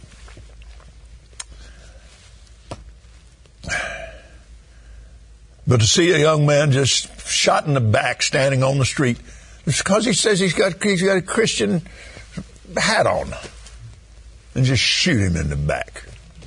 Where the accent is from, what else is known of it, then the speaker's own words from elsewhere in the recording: Abilene, Texas, United States; I was raised in Abilene, Texas, a little country West Texas town